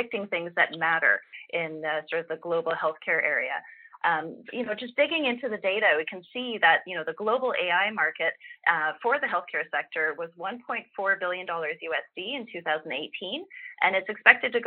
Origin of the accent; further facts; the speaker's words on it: Canada; speaking as a Canadian